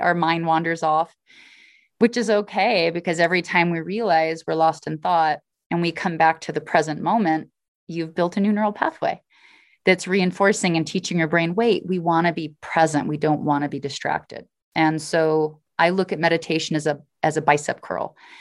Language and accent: English; Alaska, United States; I'm from Alaska. My family were pioneers that helped settle the state.